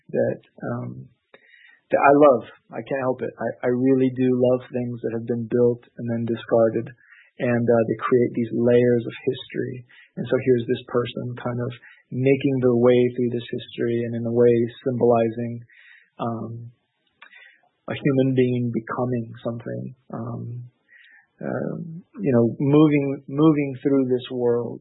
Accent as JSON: {"language": "English", "town": "Los Angeles", "region": "California", "country": "United States", "tie": "born or raised there", "also_born_or_lived": "Orange County", "said": "growing up in the Los Angeles area"}